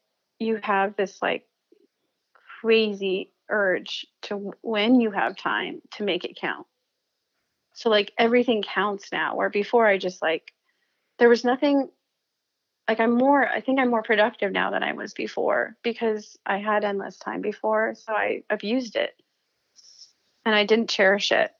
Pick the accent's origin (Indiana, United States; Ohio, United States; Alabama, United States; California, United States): California, United States; San Luis Obispo; moved away as an adult; also born or lived in New York City; San Luis Obispo, which is where I'm from